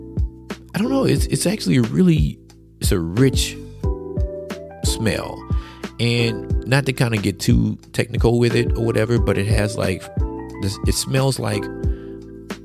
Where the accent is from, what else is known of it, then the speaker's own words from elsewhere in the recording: Plaquemine, Louisiana, United States; I'm from Plaquemine, which is not too far from Baton Rouge